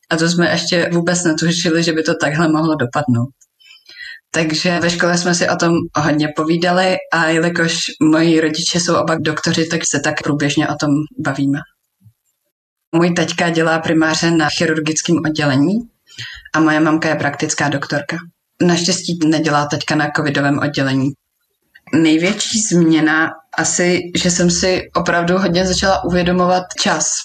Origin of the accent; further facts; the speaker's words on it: Slovakia; Já jsem Slovenka, moji prarodiče jsou na Slovensku.